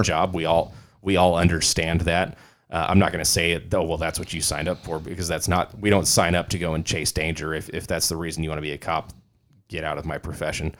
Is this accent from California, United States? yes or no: yes; California, United States; I'm from California